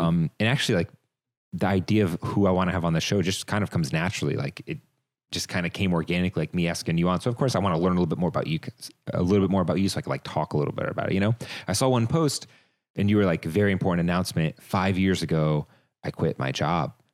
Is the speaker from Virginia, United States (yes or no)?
yes; Northern Virginia, United States; I'm from the Northern Virginia